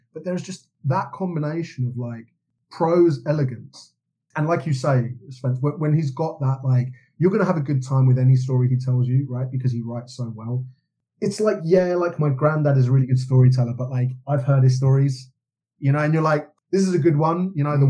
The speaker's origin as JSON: {"language": "English", "region": "London", "country": "United Kingdom", "tie": "born or raised there", "said": "I grew up in London in the kind of the Britpop movement"}